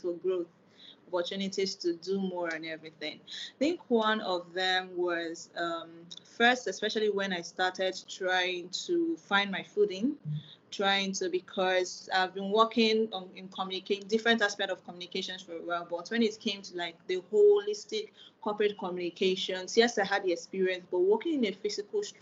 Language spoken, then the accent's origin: English; Nigeria; I'm a Nigerian